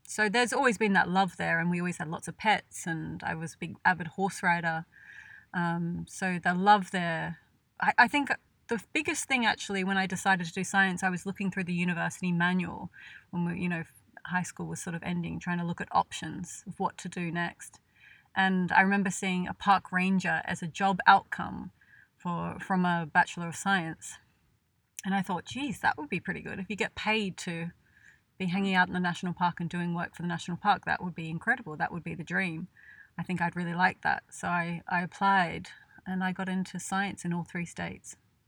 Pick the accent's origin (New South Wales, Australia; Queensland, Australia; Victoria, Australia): New South Wales, Australia; I'm from Australia. I'm from a small country town between Sydney and Canberra.